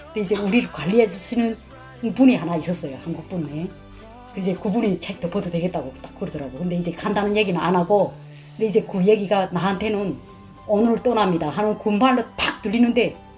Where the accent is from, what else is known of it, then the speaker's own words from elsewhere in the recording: North Korea; moved away as an adult; also born or lived in China; now in Alabama, United States; 탈북자인데 우린두 자매다